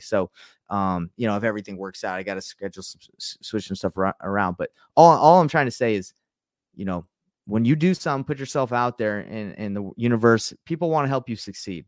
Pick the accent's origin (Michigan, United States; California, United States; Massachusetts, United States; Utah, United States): Utah, United States; I'm from Utah